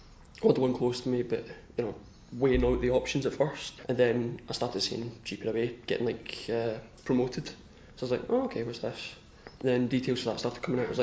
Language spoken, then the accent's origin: English; Kilmarnock, Scotland, United Kingdom; my hometown, Kilmarnock.